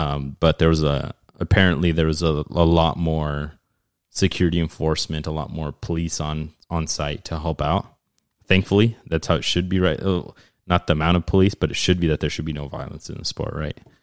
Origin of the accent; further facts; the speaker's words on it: Mexico; moved away; the country that I'm from